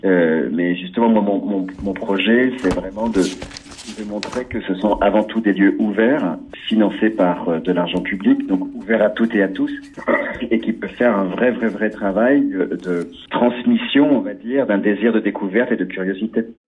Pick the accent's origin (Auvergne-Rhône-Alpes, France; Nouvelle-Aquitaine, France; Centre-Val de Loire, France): Nouvelle-Aquitaine, France; Charente, between Cognac and Angoulême; moved away; j'ai grandi en Charente, entre Cognac et Angoulême